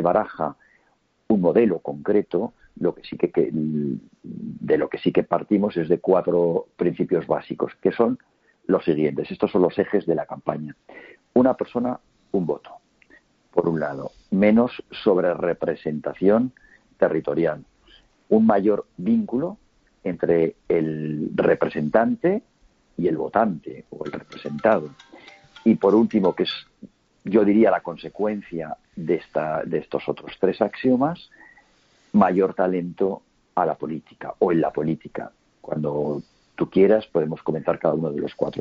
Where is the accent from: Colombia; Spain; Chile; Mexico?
Spain; Huesca, Aragon; Yo soy de Huesca